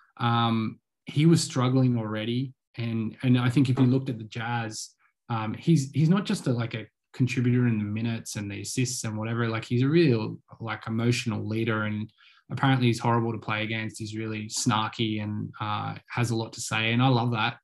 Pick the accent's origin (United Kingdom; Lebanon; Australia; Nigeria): Australia; as an Australian